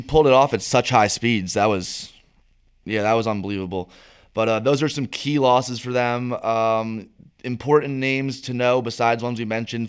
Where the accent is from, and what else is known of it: United States